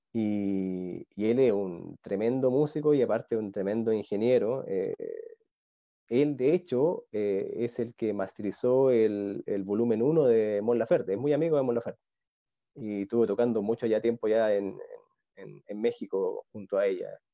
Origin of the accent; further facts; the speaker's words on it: Talca, Maule, Chile; now in Santiago, Chile; la, ciudad que yo soy de Talca, que queda como tres horas al sur de Santiago